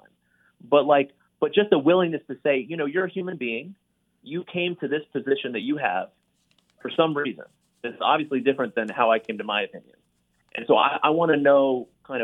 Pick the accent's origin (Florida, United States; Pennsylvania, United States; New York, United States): Florida, United States; Gainesville; moved away; Gainesville, Florida is my hometown